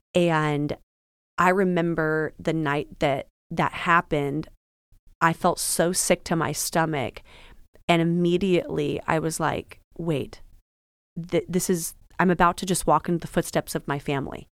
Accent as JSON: {"language": "English", "region": "Washington", "country": "United States", "moved": "as an adult", "lives_now": "Florida, United States", "said": "I'm originally from Washington"}